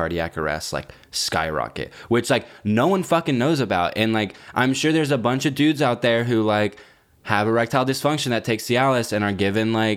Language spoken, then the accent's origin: English; Texas, United States; moved away; So when I go back to Texas, I'm going to go to the bars in my hometown